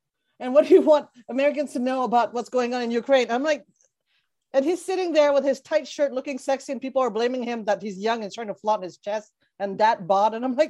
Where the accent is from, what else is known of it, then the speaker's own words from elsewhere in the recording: Quebec, Canada; It's poutine in Quebec. It's actually from Quebec in 1950 was created. That's my hometown.